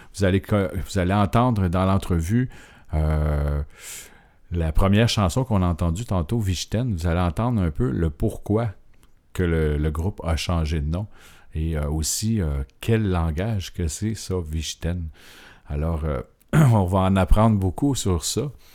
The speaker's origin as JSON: {"language": "French", "town": "Montreal", "region": "Quebec", "country": "Canada", "said": "quand on vient de Montréal"}